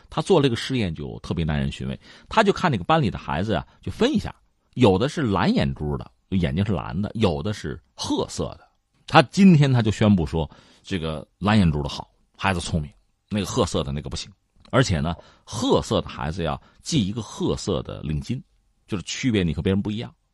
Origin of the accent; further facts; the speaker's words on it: China; 让我们中国人来教他吧